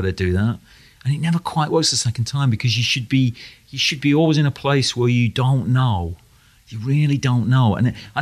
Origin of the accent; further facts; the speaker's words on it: United Kingdom; growing up in Britain